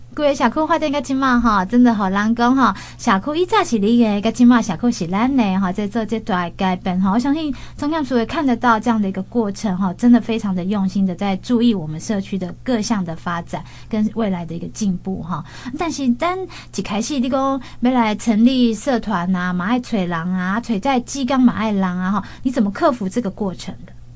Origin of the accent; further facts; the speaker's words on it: Changhua County, Taiwan; 我们是在地哈，咱的中华啦，较了解讲哈，红湾其实是很偏远，而且很偏僻，很农村，而且是物资很匮乏的一个乡村